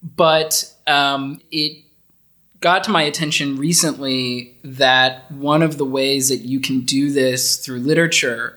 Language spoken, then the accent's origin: English; United States; moved away as an adult; also born or lived in Netherlands; now in Austria; I've never lived outside of my home country before. I I've bounced around to different places within the US, but I've never lived outside of the US before